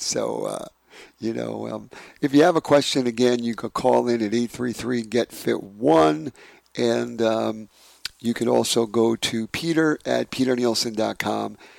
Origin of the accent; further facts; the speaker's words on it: New York City, New York, United States; my hometown of Brooklyn, New York